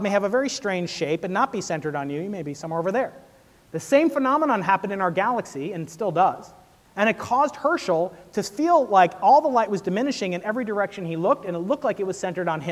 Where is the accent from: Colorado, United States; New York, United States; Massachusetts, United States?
New York, United States; I'm a New Yorker